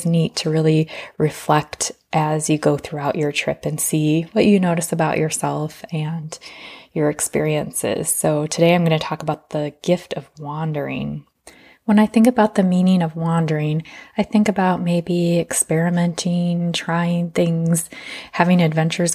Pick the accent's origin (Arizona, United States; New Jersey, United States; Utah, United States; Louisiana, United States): Arizona, United States; I come from Arizona where it's sunny 300 days of the year